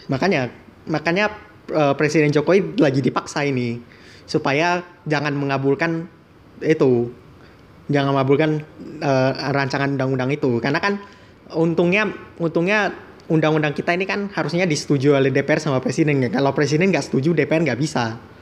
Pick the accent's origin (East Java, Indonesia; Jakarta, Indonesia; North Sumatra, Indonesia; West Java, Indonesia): North Sumatra, Indonesia; Medan; kita mah orang Medan udah biasa